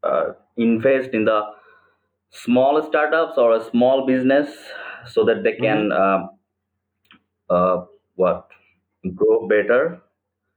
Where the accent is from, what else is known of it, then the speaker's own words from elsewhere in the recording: Chittagong, Chittagong Division, Bangladesh; now in Dhaka, Bangladesh; I was born in Chittagong, a city in Bangladesh